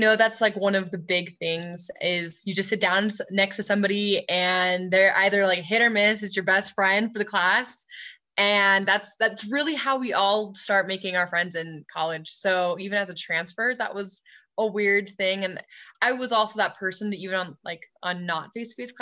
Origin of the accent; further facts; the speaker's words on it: Salt Lake City, Utah, United States; I'm from Salt Lake City, Utah